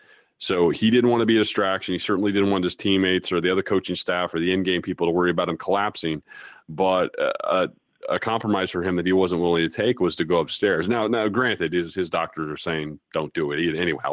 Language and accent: English; Iowa, United States; I grew up in Iowa.